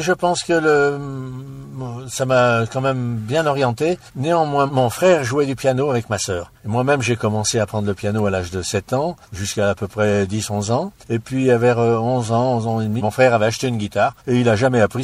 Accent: Lyon, Auvergne-Rhône-Alpes, France; moved away; Je suis natif de Lyon, ma famille également, et ça c'est la musique qui m'a fait sortir de Lyon.

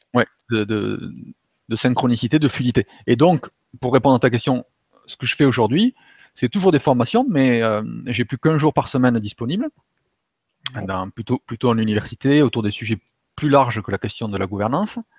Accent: Toulouse, Occitania, France; moved away as an adult; also born or lived in Germany; revenir à Toulouse, donc, qui, est, ma région d'origine

